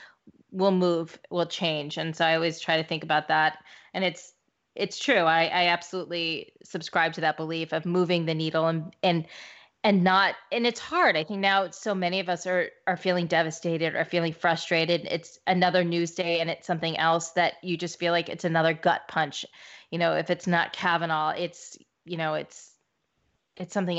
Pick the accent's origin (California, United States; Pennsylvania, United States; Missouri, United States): Missouri, United States; I'm from Missouri